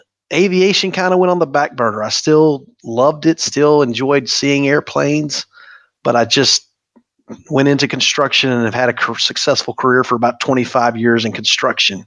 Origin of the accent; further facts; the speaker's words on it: Polk County, Florida, United States; I'm born and raised in Polk County. We're fifth generation Floridian, so been here a long time